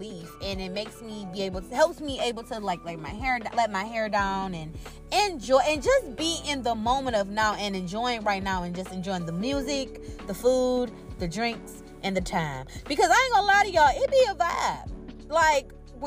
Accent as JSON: {"language": "English", "town": "Cleveland", "region": "Ohio", "country": "United States", "said": "I'm from Cleveland"}